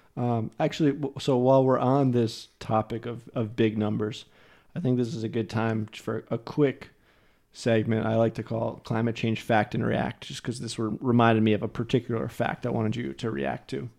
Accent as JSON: {"language": "English", "region": "New Jersey", "country": "United States", "said": "I'm from New Jersey"}